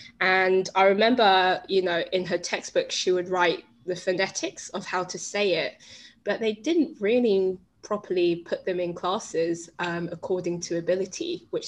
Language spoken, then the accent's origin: English; London, United Kingdom; I'm from London.